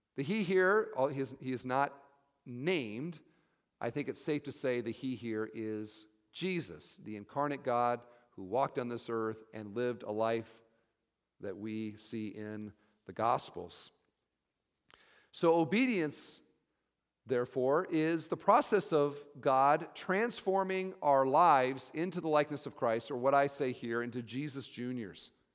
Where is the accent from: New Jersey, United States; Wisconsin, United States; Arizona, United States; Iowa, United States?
Iowa, United States; I'm from Iowa